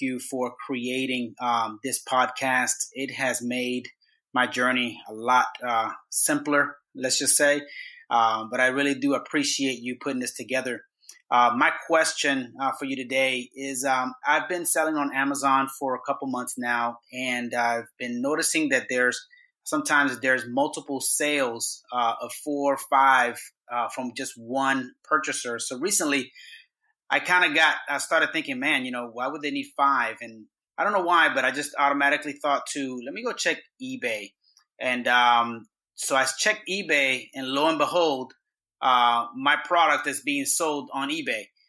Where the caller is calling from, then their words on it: Tampa, Florida, United States; I'm calling you from Tampa, Florida